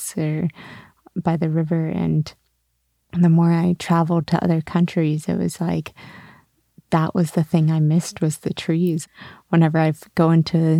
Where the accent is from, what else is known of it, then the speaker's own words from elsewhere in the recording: Sonoma, California, United States; moved away; Originally born in Sonoma, California